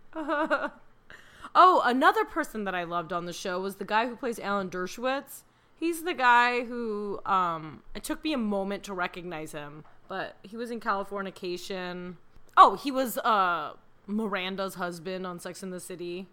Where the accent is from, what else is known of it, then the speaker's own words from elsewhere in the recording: Chicago, Illinois, United States; I'm from Chicago